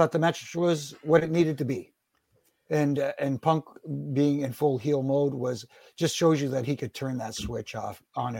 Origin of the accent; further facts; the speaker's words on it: Canada; I born and raised in Canada.